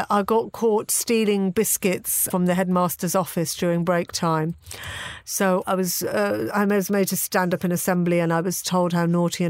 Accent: Birmingham, West Midlands, United Kingdom; moved away; also born or lived in Manchester; when I was 8, 9, 10 years old, growing up in Birmingham.

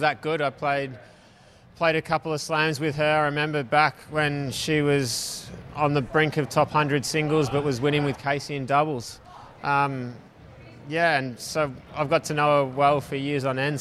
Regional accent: Melbourne, Victoria, Australia; moved away as an adult; also born or lived in Tennessee / Texas; now in Western Australia, Australia; I grew up in Melbourne, so I got family here and friends here.

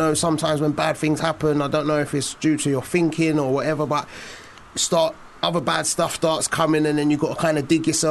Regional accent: London, United Kingdom; Walthamstow, East London

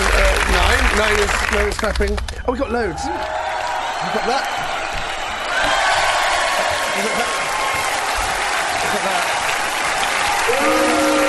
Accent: London, United Kingdom; I was brought up in London

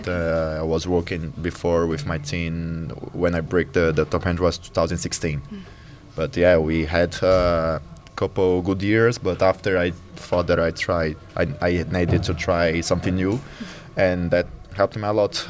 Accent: Fortaleza, Ceará, Brazil; now in São Paulo, Brazil; the city I was born in Fortaleza

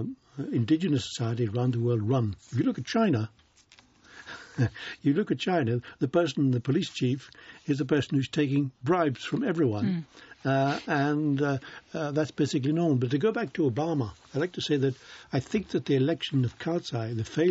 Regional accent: United Kingdom; as a British citizen, you paid 20 marks to get in.

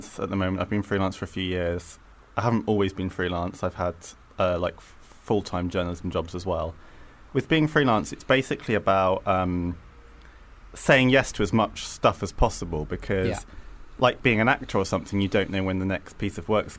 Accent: United Kingdom; I grew up just outside London

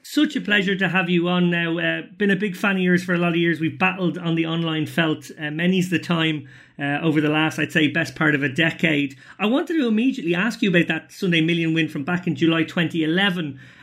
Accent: Ireland; as an Irish person

